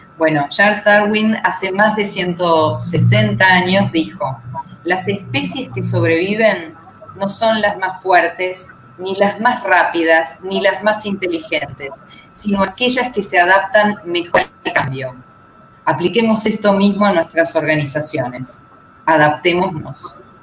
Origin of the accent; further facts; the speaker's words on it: Argentina; mi mirada como, abogada argentina